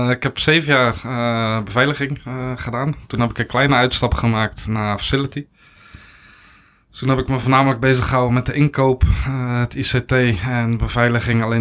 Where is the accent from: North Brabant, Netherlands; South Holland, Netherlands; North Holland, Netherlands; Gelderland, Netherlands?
South Holland, Netherlands; Nieuw-Lekkerland; born there; geboren in Nieuw-Lekland. klein dorpje ja, naast Kinderdijk. Kinderdijk misschien wel bekend van de molens.